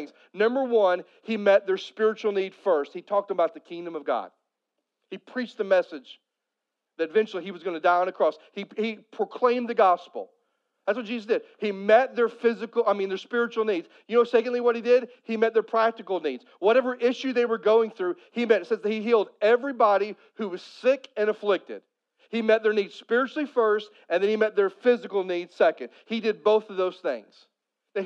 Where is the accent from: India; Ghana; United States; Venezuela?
United States; Poplar Bluff, Missouri; I grew up in Southeast Missouri. And Southeast Missouri, especially if you get outside of Poplar Bluff where I'm from